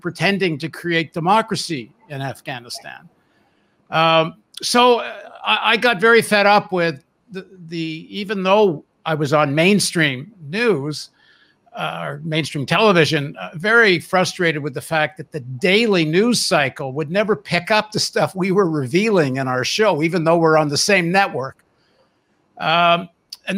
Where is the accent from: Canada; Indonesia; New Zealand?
Canada; also born or lived in United States; I grew up in Canada, but I'm a dual citizen